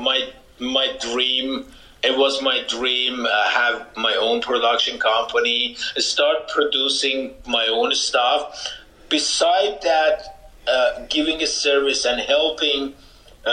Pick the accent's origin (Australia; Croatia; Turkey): Turkey; also born or lived in Iran; now in Canada; I'm born in Iran. I grew up in Turkey.